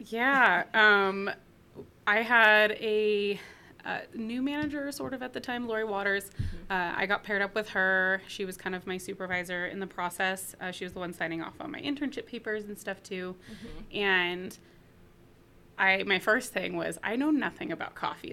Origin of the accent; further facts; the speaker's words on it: Chico, California, United States; moved away; I'm from Northern California, from a town called Chico